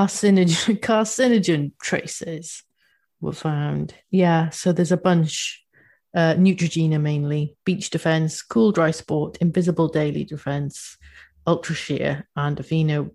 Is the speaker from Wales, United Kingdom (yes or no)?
yes; Cardiff, Wales, United Kingdom; we're not English